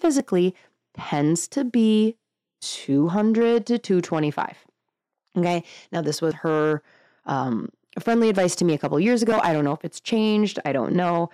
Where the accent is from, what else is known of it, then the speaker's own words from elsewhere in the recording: Northern Wisconsin, United States; just Northern Wisconsin